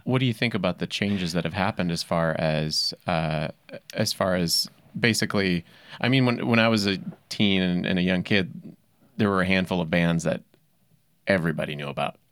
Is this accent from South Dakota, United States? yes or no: yes; Yankton, South Dakota, United States; I grew up in Yankton, South Dakota